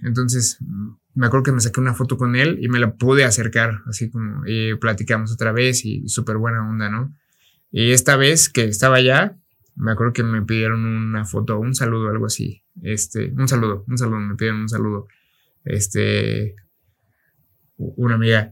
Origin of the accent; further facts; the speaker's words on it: Mexico; Yo soy, pues, soy mexicano